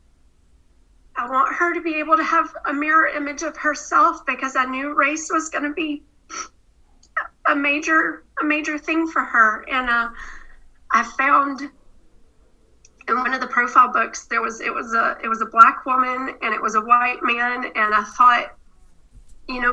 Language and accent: English; the South, United States; I grew up in the South